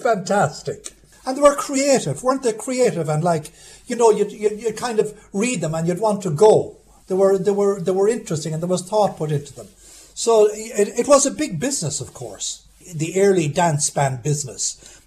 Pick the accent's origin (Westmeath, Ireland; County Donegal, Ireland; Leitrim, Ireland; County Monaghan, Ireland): Leitrim, Ireland; Jamestown; I was born in Jamestown in 1944